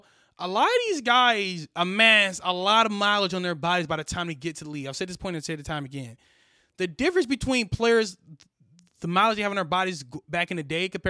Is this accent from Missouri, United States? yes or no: yes; Missouri, United States; You know, we're from Missouri, so you got to play guys from Texas